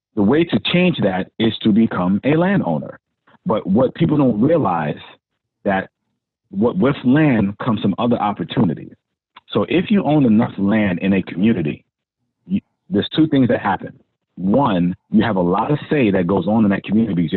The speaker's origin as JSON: {"language": "English", "town": "New York City", "region": "New York", "country": "United States", "tie": "born or raised there", "said": "I grew up in Hollis"}